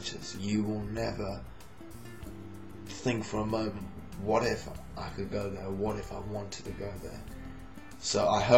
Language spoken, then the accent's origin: English; Harare, Zimbabwe; I grew up in Harare in Zimbabwe in Africa.